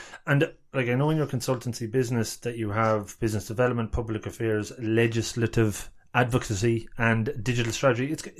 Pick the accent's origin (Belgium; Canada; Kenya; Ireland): Ireland; County Longford; now in Cork, Ireland; I'm not from Cork either, but yeah, I'm from Longford, but I'm here 10 years, so I think I'm almost part of the establishment at this point.